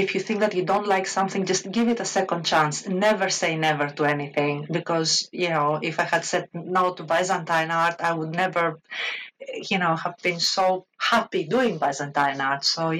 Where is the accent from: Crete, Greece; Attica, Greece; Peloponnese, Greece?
Crete, Greece; accent: Greek; English is a second language; moved away as an adult; now in United Kingdom; Obviously, I'm a Greek. You can probably hear it from my accent. I was born and raised in Greece. In fact, I attended the university, the University of Rethymnon in Crete. I am from Crete